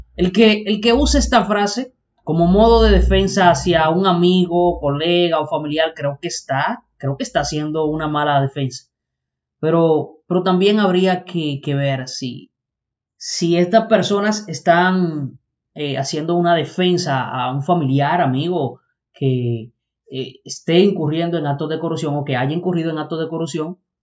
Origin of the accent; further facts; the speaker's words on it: Dominican Republic; Somos dominicanos todos, no una parte. Acá es donde vivimos, y no solo aquí en República Dominicana